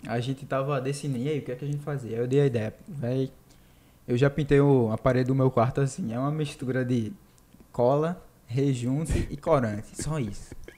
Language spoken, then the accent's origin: Portuguese; Olinda, Pernambuco, Brazil; Nós somos de Olinda, dá pra ver, inclusive, daqui o farol